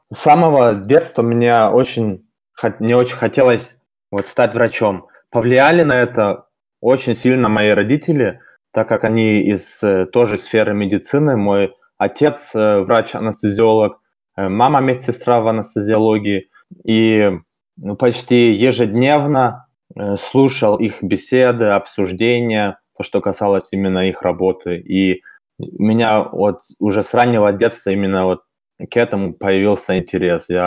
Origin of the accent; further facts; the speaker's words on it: Germany; first language Russian; moved away as an adult; now in Saint Petersburg, Russia; мне 26 лет. Родился и вырос в Германии. Вот в 2016 году решил по обстоятельствам, можно сказать, переехать э, в Санкт-Петербург.